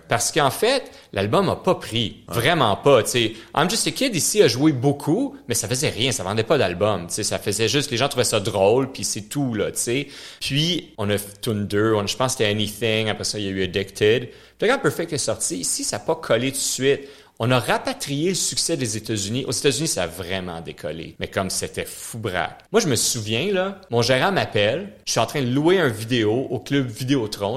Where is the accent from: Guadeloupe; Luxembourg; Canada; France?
Canada; Montreal, Quebec; first language French; je viens de l'Ouest de l'île. Je viens de Pierrefonds, ce qu'ils appellent le vieux Pierrefonds maintenant